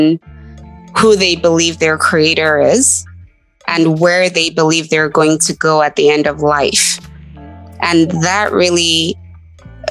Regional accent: Nigeria; moved away as an adult; now in United States; I grew up in Nigeria

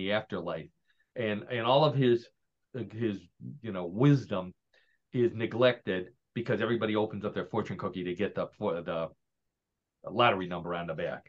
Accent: Parma, Ohio, United States; moved away; John and I have lived in Parma, Ohio. John, for many more years than I did, but we grew up in Parma, Ohio

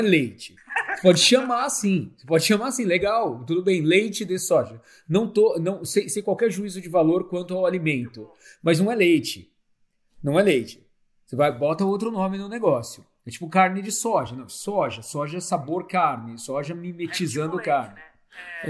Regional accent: Santo André, São Paulo, Brazil; moved away as an adult; also born or lived in Curitiba / Europe / Laos / Africa; Eu sou de Santo André, é, estudei em Curitiba, é, estudei na Europa depois

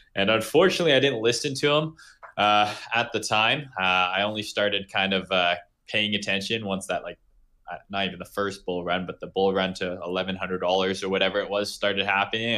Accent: Canada; I'm from Canada

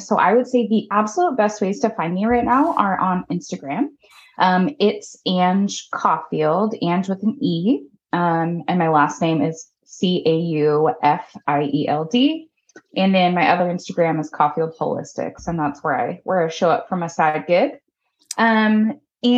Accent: Arizona, United States; now in Oregon, United States; I was born in Arizona

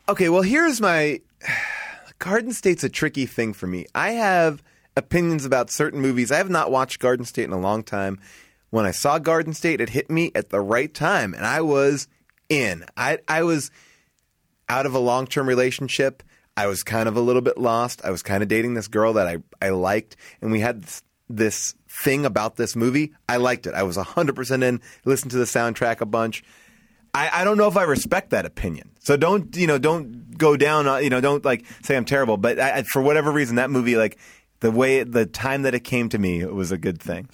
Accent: Long Island, New York, United States; I'm proud to be from Strong Island

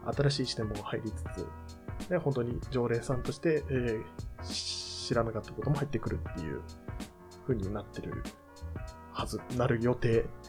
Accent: Hachioji, Tokyo, Japan; 地元八王子

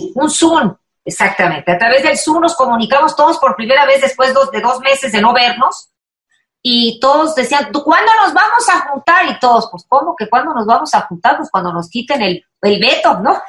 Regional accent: Veracruz, Mexico; Veracruz, mana, soy jarocha

